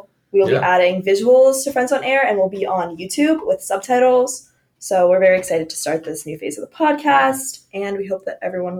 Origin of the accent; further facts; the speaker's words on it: outside of Pittsburgh, Pennsylvania, United States; I actually grew up with 7 acres, like outside of Pittsburgh too. And we had chickens, and our neighbors had cows.